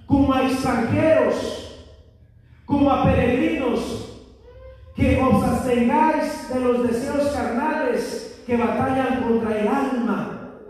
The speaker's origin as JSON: {"language": "Spanish", "country": "Mexico", "moved": "yes", "said": "al menos yo soy mexicano, yo vengo de otro país"}